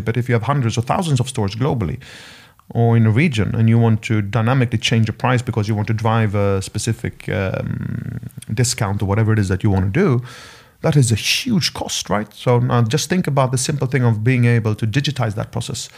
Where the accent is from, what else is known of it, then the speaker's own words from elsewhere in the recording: Sweden; moved away; My home country, Sweden